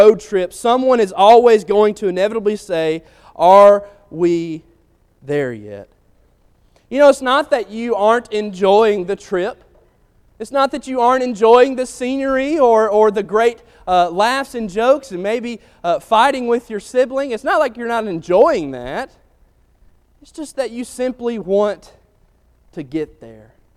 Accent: Athens, Alabama, United States; growing up in Athens, Alabama

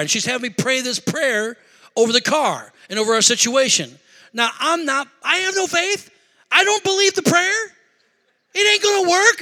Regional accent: Rockford, Illinois, United States; moved away as an adult; also born or lived in Beloit, Wisconsin / Madison, Wisconsin; we're originally from Rockford

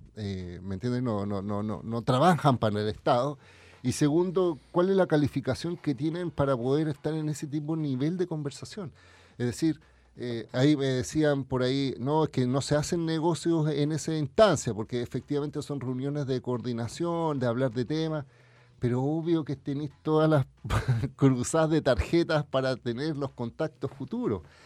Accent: Chile; a mí como chileno

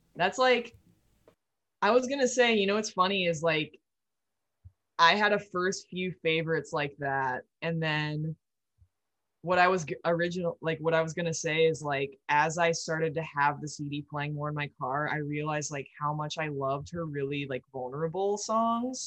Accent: Midwest, United States; growing up in the Midwest, it's like you have to drive so much

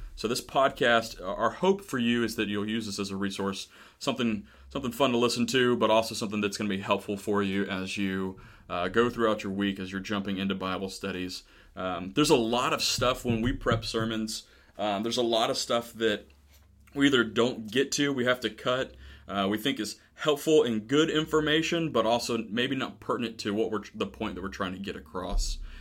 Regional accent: Florida, United States; now in Camp Hill, United States; we're originally from Florida.

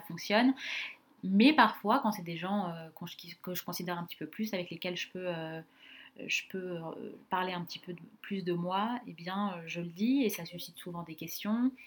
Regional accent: Sarcelles, Île-de-France, France; j'ai grandi donc à Sarcelles, dans le Val d'Oise

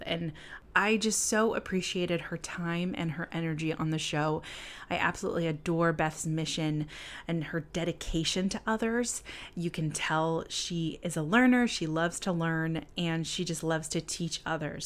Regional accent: Southern California, United States; moved away as an adult; also born or lived in Buffalo, New York; I lived in Buffalo, New York for about three and a half years, but I'm originally from Southern California.

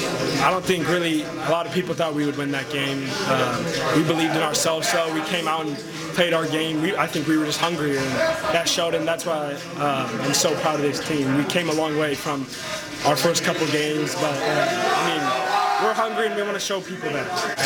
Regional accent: Oregon, United States; I'm so glad I chose to go to University of Oregon and I can keep playing in front of my home state.

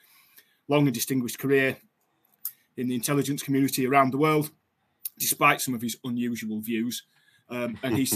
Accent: United Kingdom

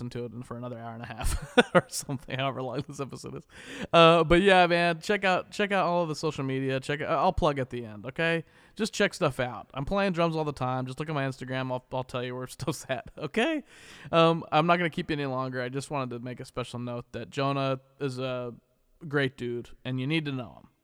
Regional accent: Wichita, Kansas, United States; now in Los Angeles, United States; Wichita being my hometown

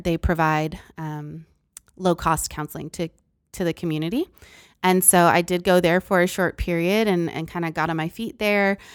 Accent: Massachusetts, United States; moved away as an adult; also born or lived in Philippines / Texas; I'm originally from Massachusetts, so I moved to Texas

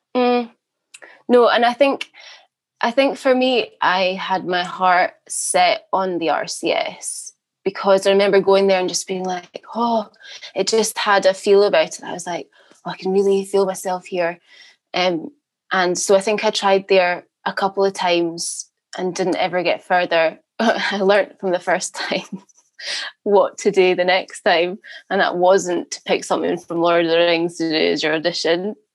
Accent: the Highlands, Scotland, United Kingdom; moved away as an adult; also born or lived in Glasgow / Edinburgh / Durham; now in London, United Kingdom; I'm from the Highlands originally

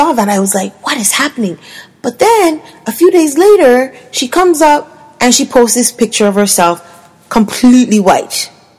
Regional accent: Jamaica; as a woman, as a black woman, as a Jamaican black woman

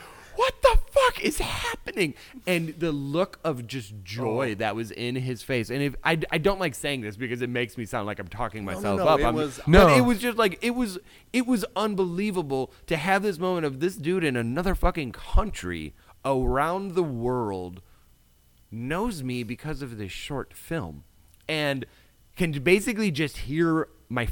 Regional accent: Wisconsin, United States; I'm here from Wisconsin

